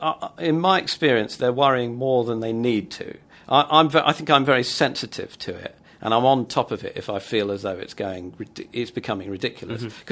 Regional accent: Mill Hill, London, United Kingdom; I'm from Mill Hill.

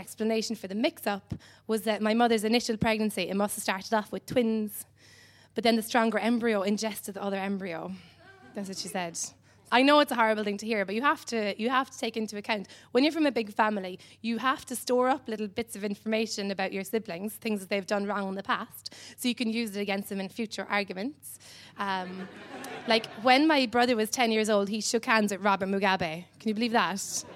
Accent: Cobh, Munster, Ireland

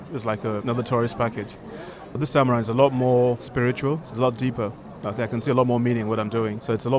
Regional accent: Nigeria; from Nigeria.

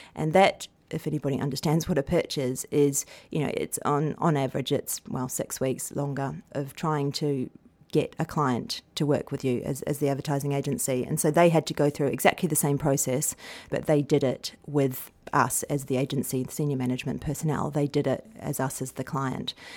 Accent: New Zealand; moved away; I come from New Zealand

